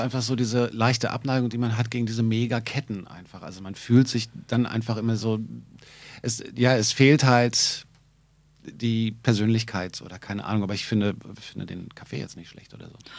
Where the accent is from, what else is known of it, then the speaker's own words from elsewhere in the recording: Berlin, Germany; als Berliner